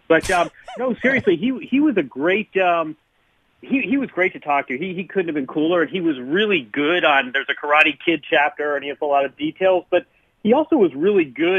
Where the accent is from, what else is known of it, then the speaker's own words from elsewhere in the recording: Bloomington, Indiana, United States; I grew up in Bloomington, Indiana